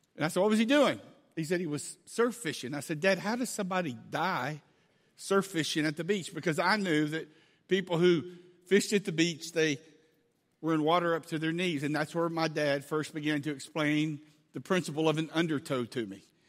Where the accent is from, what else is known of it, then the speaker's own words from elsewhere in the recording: Angleton, Texas, United States; a little town in South Texas called Angleton, Texas, fifteen minutes from the beach. This is my hometown. It's where I grew up